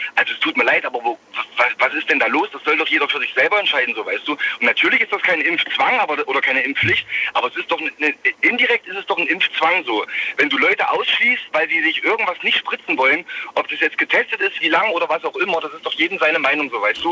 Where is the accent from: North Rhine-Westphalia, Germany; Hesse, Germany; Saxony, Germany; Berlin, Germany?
Saxony, Germany; Leipzig; ich bin eigentlich aus Leipzig